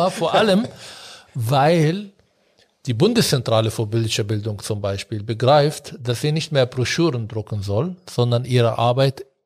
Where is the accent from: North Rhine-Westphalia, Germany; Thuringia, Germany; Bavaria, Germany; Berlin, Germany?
Berlin, Germany; Wir haben hier angefangen, als Berliner übrigens in Bayern zu arbeiten.